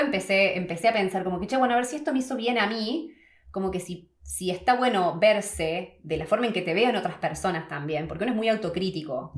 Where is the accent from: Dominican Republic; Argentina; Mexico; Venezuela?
Argentina; moved away as an adult; now in New Zealand; 12 años y medio desde que me fui de Argentina